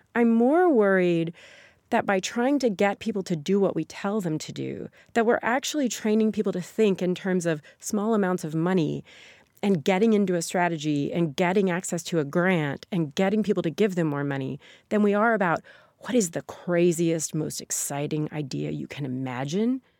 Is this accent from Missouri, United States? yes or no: yes; Sikeston, Missouri, United States; born or raised there; moved away